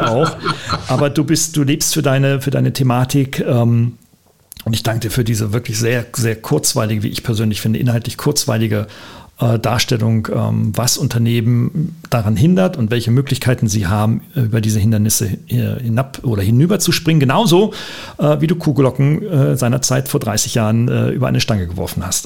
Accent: Germany; Aber wir kommen beide aus Deutschland

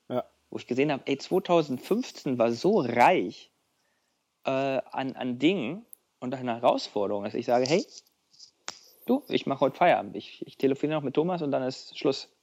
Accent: East Germany, Germany; als Ostdeutscher

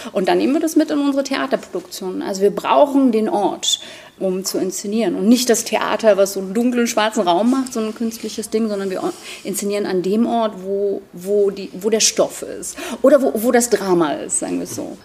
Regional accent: Schwedt, Brandenburg, Germany; Also ich bin in Schwed-Oder groß geworden

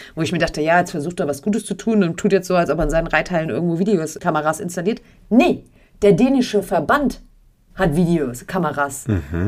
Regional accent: Germany; bei uns in Deutschland

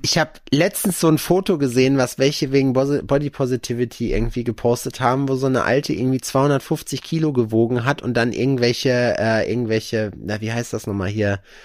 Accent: North Rhine-Westphalia, Germany; born or raised there; moved away

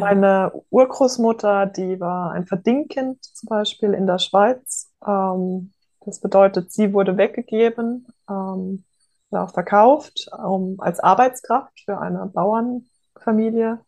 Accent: Offenburg, Baden-Württemberg, Germany; Ich bin groß geworden im Oberrheintal, in der Oberrheinebene bei Offenburg

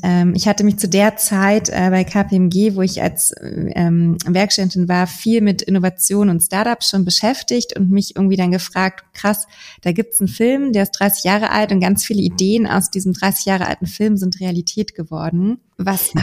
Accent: Berlin, Germany; moved away as an adult; now in Hamburg, Germany; ich komme gebürtig aus Berlin, bin jetzt gerade in Hamburg

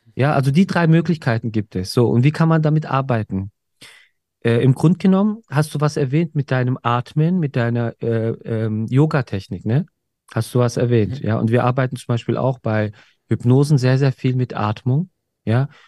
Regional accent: Germany; bei uns in Deutschland

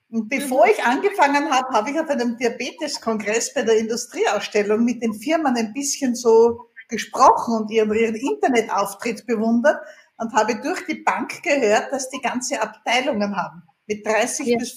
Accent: Vienna, Austria; Wie man hört, komme ich aus Österreich, aus Wien.

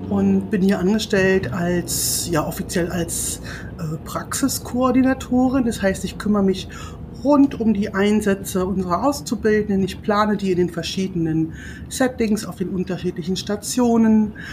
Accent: Brandenburg, Germany; also born or lived in Berlin; Ich komme ja ursprünglich aus Berlin und habe dort, beziehungsweise aus Brandenburg

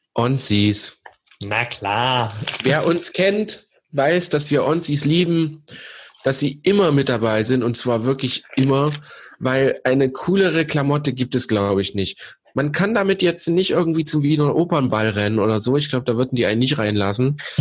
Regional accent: East Germany, Germany; wir sind gebürtige Ossis

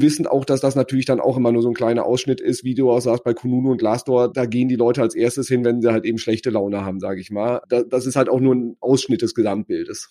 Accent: Sauerland, North Rhine-Westphalia, Germany; wir sind ja beide Sauerländer

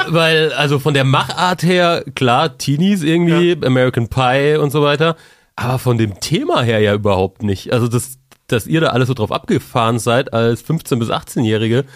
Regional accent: near the Rhön, Germany; Ich komme fast aus der Rhön

